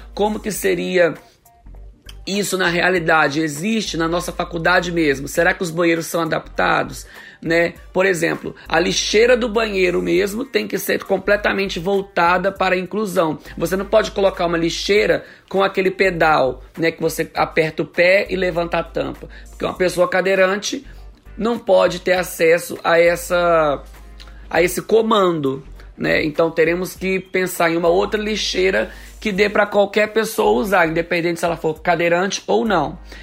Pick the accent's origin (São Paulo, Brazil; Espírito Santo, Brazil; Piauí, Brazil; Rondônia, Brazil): Espírito Santo, Brazil; eu sou de Batiba, Espírito Santo. Aqui na minha cidade é uma cidade mais plana